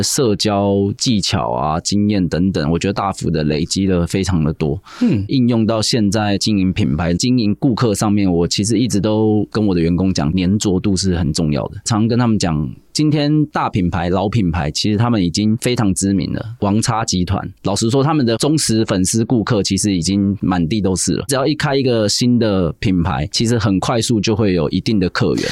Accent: Taiwan; moved away as an adult; also born or lived in Hong Kong; 尤其是我们台式的文化，非常的吃我们台湾人这三个字

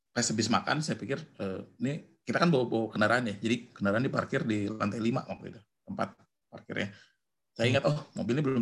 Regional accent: Bandung, West Java, Indonesia; iya saya dari Bandung

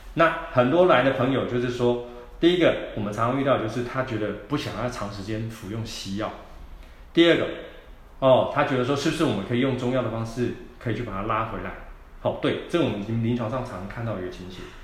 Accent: Taiwan; 我们台湾人啊，放这大节日

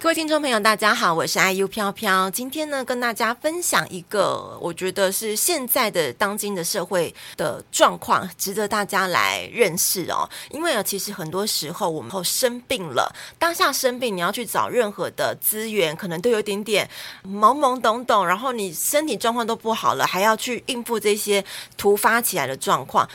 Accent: southern Taiwan, Taiwan; 你说我们南部人他避暑就对了。

